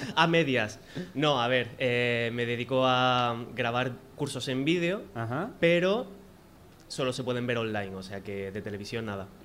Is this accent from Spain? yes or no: yes; Granada, Andalusia, Spain; now in Madrid, Spain; soy de Granada, Sí, que, vivo aquí en Madrid